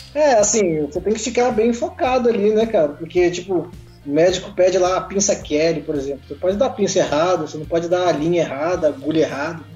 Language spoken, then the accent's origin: Portuguese; São Paulo, Brazil; moved away as an adult; also born or lived in Goiânia / Pantanal, Mato Grosso do Sul; now in Mato Grosso do Sul, Brazil; eu nasci em São Paulo, cresci em São Paulo